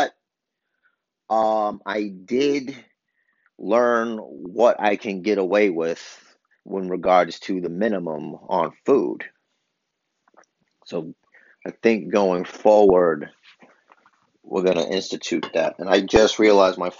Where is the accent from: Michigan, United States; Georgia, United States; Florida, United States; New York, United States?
New York, United States; New York City; I'm from Brooklyn